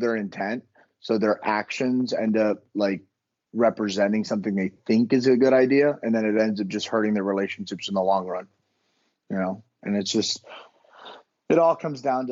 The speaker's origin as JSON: {"language": "English", "town": "Miami", "region": "Florida", "country": "United States", "tie": "born or raised there", "moved": "as an adult", "lives_now": "Virginia, United States", "said": "born and raised in Miami. I grew up on the water and swam every day of my life"}